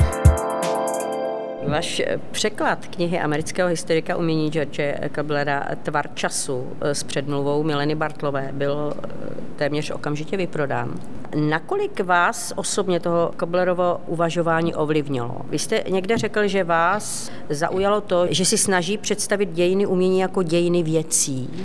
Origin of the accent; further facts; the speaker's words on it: Ostrava, Moravian-Silesian Region, Czechia; Ostrava Poruba, odkud pocházím.